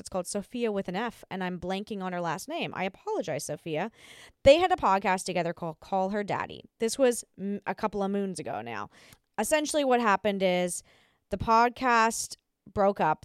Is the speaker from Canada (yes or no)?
no; Australia; I'm Australian